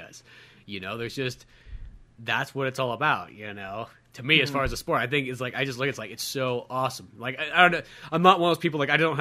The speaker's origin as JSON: {"language": "English", "country": "United States", "said": "being an American"}